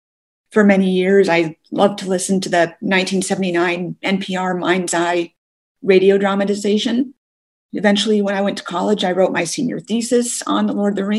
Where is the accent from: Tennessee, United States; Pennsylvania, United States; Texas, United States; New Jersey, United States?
Texas, United States; I'm from Western Montana, but kind of coincidentally, I'm originally from Texas.